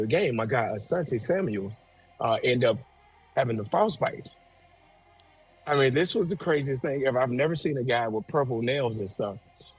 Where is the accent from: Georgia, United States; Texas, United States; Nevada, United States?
Georgia, United States; and I'm from Georgia.